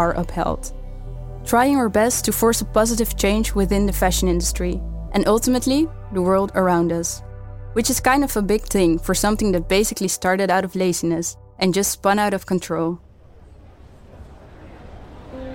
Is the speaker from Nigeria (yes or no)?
no; Amsterdam, North Holland, Netherlands; growing up in Amsterdam Southeast, one of the most multicultural areas of the city